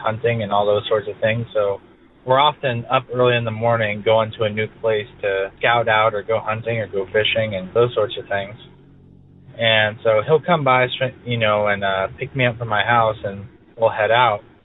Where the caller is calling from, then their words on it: California, United States; I'm calling from California.